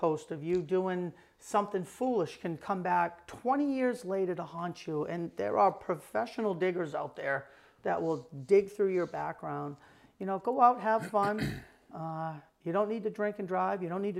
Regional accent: South Portland, Maine, United States; I grew up in the Village in South Portland.

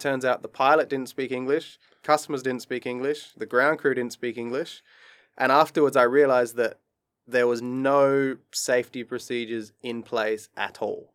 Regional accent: Adelaide, South Australia, Australia; moved away as an adult; also born or lived in Queensland / Japan; now in Dubai, United Arab Emirates; he used to work with me in Adelaide in my hometown

